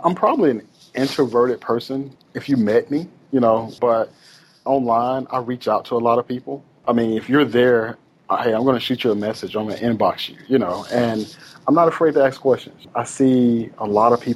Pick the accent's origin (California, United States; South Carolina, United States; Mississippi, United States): Mississippi, United States; Itta Bena; I'm from a small town called Itabena, Mississippi